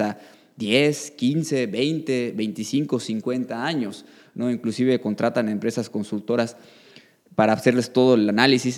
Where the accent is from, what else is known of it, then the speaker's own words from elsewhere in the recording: Yucatán, Mexico; also born or lived in Mexico City / Quintana Roo; soy orgullosamente yucateco, llevo 30 años viviendo en este magnífico estado